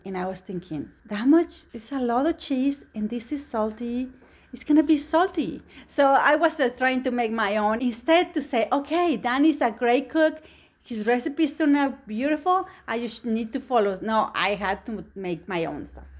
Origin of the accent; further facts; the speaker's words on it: Mexico; English is a second language; now in United States; I'm an immigrant. I came from Mexico